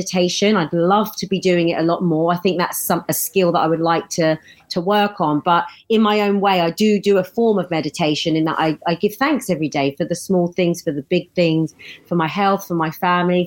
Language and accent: English; United Kingdom; us Brits